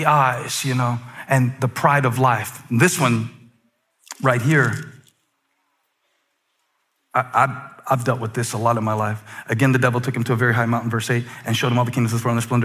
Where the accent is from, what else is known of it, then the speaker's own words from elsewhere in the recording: the Carolinas, United States; I'm born and raised in the Carolinas, and I'm proud of where I'm from